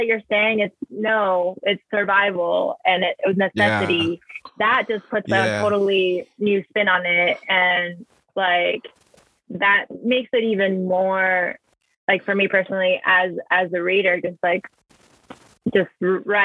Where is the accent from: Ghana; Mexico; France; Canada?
Mexico; English is a second language; now in United States; who would I be if I'd never left Mexico, you know, or like, who would I be if my mom didn't cross the border? Or like, who would I be if I felt comfortable with my native language